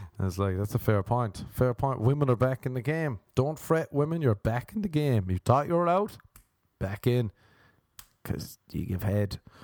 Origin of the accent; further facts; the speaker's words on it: Ireland; now in United States; when I was growing up in Ireland